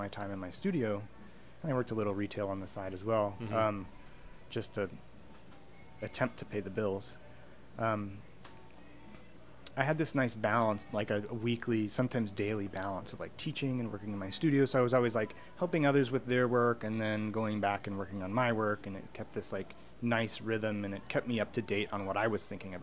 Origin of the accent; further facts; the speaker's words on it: United States; moved away as an adult; now in Vancouver, Canada; I'm from the United States